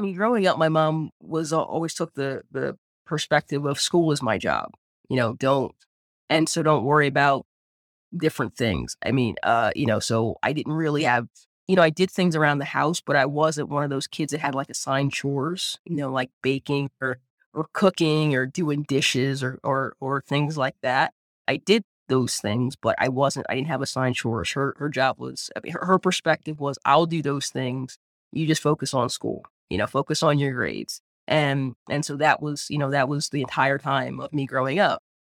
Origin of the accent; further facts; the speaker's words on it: Eastern Shore of Maryland, United States; I grew up on the eastern shore of Maryland, small town